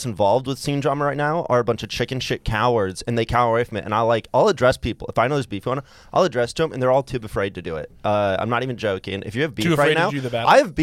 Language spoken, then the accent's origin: English; Iowa, United States; I'm from Iowa, but Montana's way more rural.